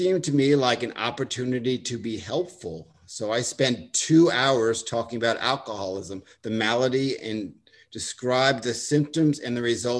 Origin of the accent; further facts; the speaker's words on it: Long Island, New York, United States; accent: Long Island; also born or lived in Delaware; Now, I grew up on Long Island, and I grew up with a Long Island accent, and I went to college in Delaware, and they beat the Long Island out of me